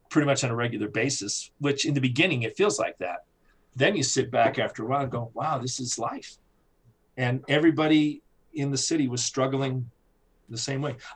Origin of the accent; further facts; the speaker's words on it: New York, United States; born there; because my family's from New York, I was born in New York.